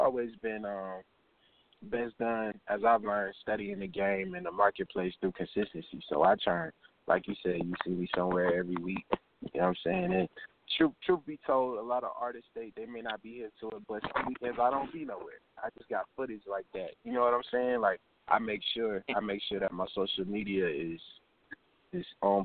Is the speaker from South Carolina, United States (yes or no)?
yes; Columbia, South Carolina, United States; Columbia, South Carolina. Born and raised.